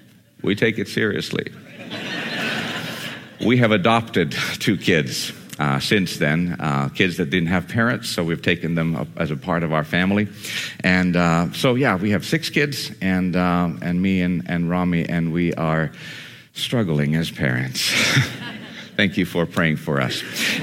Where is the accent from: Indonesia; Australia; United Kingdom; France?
Indonesia; Borneo; And so I grew up in Indonesia amongst Muslims and Hindus and Buddhists and animistic spirit worshipers. And that's where I met Jesus, in the middle of the jungles of Borneo.